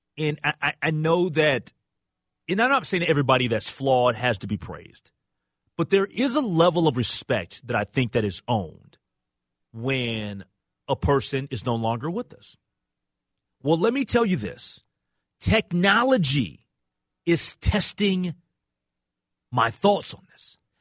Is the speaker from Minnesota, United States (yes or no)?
yes; Minnesota, United States; We live in Minnesota.